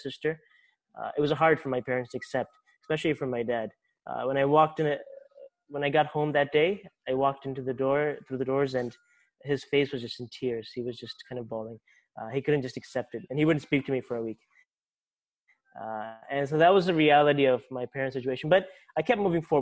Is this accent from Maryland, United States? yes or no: yes; Baltimore, Maryland, United States; accent: American; I'm from Baltimore, Maryland, a state called Maryland, right next to D.C.